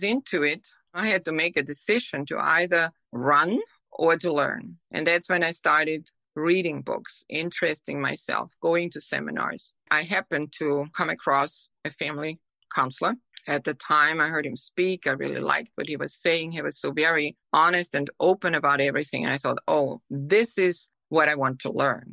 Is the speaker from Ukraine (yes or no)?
no; Austria; English is a second language; moved away as an adult; now in United States; I'm from Europe, from Austria.